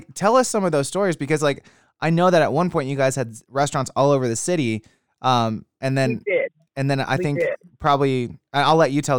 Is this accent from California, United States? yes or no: no; Kansas City, Missouri, United States; moved away; I'm originally from Kansas City. So when it comes to barbecue, like, I know what I'm talking about. I was raised around it.